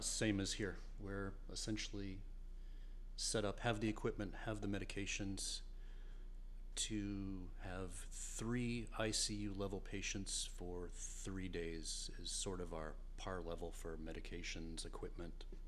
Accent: Portland, Maine, United States; I'm from Portland, Maine.

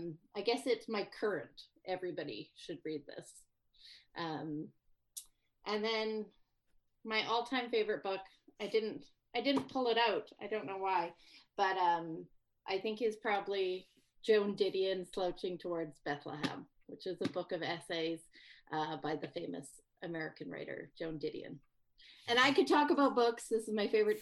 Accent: Saskatchewan, Canada; now in British Columbia, Canada; where I grew up in Saskatchewan

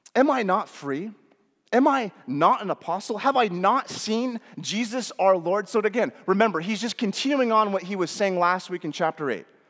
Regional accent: United States; especially as American Western Christians

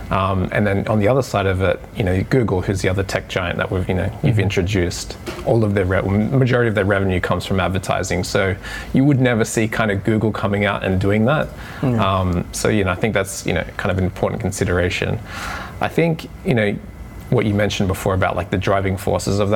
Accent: Sydney, New South Wales, Australia; moved away as an adult; now in Japan; I started to travel from Australia, where I'm originally from Sydney

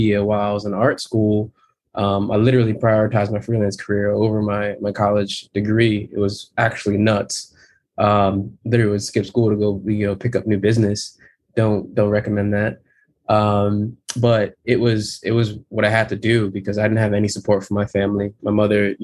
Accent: Connecticut, United States; moved away as an adult; also born or lived in Philadelphia; the trauma ridden place I grew up in Connecticut

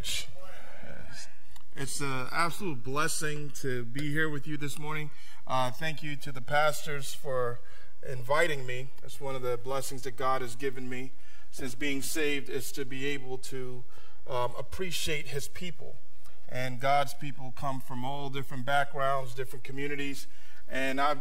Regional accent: New York City, New York, United States; moved away; I grew up in New York City

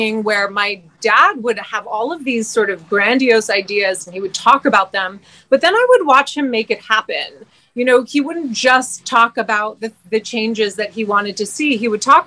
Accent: Montreal, Quebec, Canada; moved away as an adult; also born or lived in British Columbia; now in Hawaii, United States; I was born and raised in Montreal

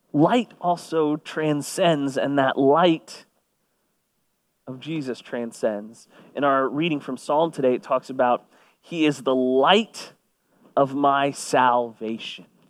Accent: Kingwood, Texas, United States; I grew up on the San Jacinto River

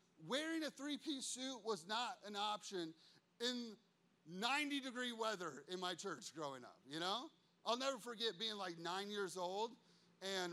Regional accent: United States; I'm an American

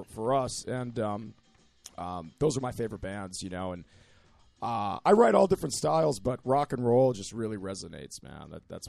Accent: Michigan, United States; I'm from the Midwest. I'm from Michigan.

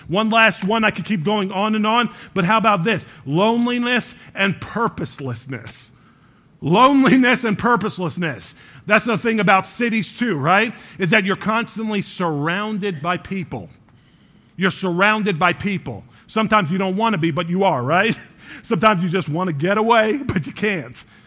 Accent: New York, United States; now in Chicago, United States; I was born in New York

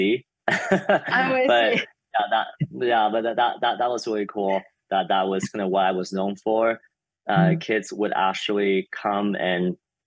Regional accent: Taiwan; I grew up in Taiwan

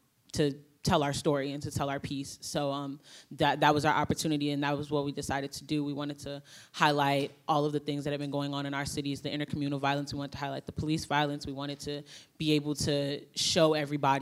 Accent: Chicago, Illinois, United States; I'm from Chicago, and some of the work that I do is like with Black Lives Matter Chicago

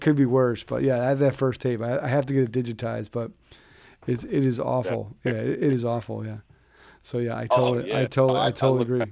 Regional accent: Philadelphia, Pennsylvania, United States; I grew up in Philly

